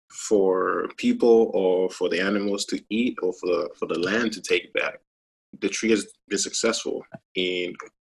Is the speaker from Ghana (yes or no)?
yes; Ghana; moved away as an adult; as a child growing up in Ghana